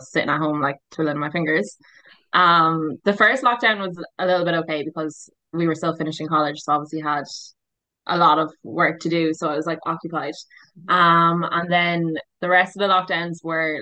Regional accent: Waterford, Munster, Ireland; moved away as an adult; also born or lived in Barcelona, Spain; now in Perth, Australia; I'm 25 from Waterford.

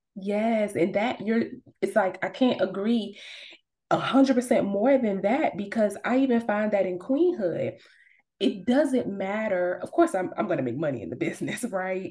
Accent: Savannah, Georgia, United States; moved away as an adult; also born or lived in Atlanta, Georgia; I'm originally from Savannah, Georgia, but I moved to Atlanta for college and I lived there for like 10 years.

